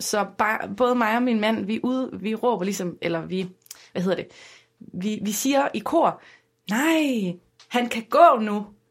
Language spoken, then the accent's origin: Danish; Aarhus, Central Denmark Region, Denmark; jeg er jo fra Rigskov